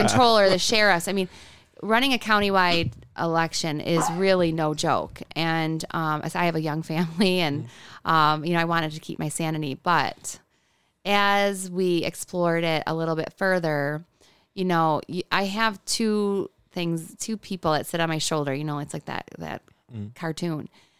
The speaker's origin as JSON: {"language": "English", "town": "Hamburg", "region": "New York", "country": "United States", "tie": "born or raised there", "said": "I come from Hamburg, which is not a small town, but it felt small growing up. I grew up in the village."}